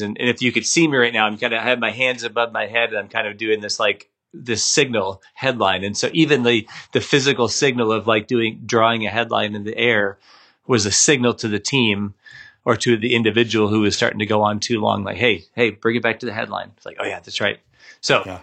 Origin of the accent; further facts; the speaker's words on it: Minnesota, United States; I grew up in the Midwest. I grew up in Minnesota